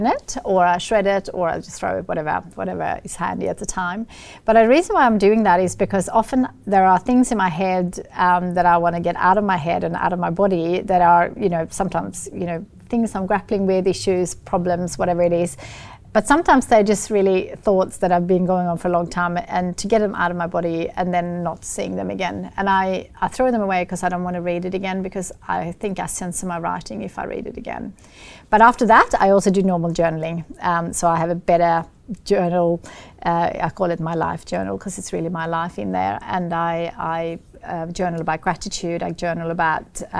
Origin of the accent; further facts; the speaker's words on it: Sweden; accent: Swedish; English is a second language; moved away; I grew up in Sweden in a very lovely family farm